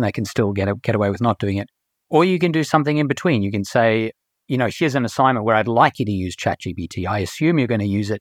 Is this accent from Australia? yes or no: yes; Australia; moved away as an adult; also born or lived in South Africa; I was born in South Africa, and when I was seven, I moved to Australia, and I lived in Australia for all of my schooling, right through to the end of my undergrad years